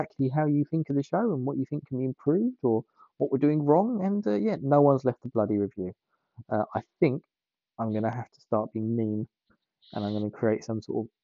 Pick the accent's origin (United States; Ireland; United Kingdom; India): United Kingdom; England; I'm from England.